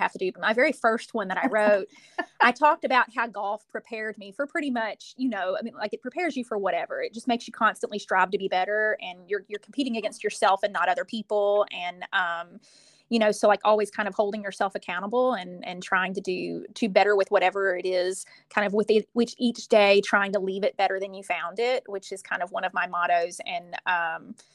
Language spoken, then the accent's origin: English; Shelbyville, Kentucky, United States; moved away as an adult; also born or lived in New Orleans, Louisiana; now in Alabama, United States; I'm originally from Shelbyville, Kentucky, and I lived there my whole life all the way up through high school